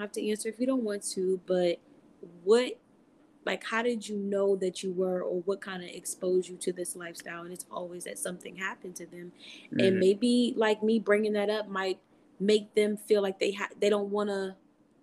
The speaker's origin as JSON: {"language": "English", "region": "Maryland", "country": "United States", "said": "I am from Maryland, the M of the DMV."}